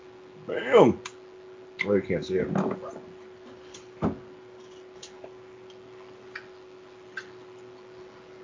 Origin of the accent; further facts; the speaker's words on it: California, United States; Cali, baby. Straight. Cali. From, like, not